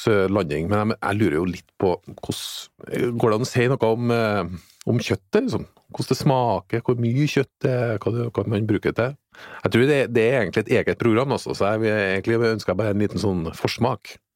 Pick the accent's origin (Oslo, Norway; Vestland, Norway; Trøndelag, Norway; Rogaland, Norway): Trøndelag, Norway; kommer jeg fra Trøndelag, det er de største tiurene, men også lenger ned.